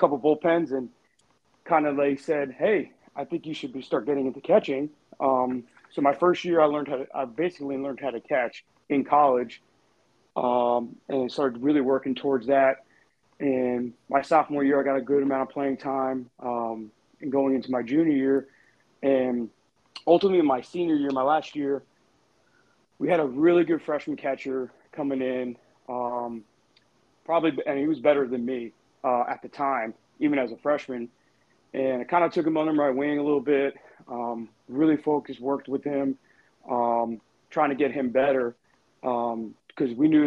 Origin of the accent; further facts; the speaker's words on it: New York City, New York, United States; I grew up in Brooklyn